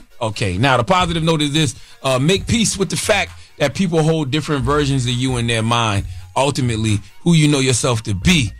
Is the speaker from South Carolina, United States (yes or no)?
yes; South Carolina, United States; also born or lived in Columbia; I got, you know, keys to like the city of Columbia, and I'm not from Columbia, but I am from South Carolina, so that's a little different.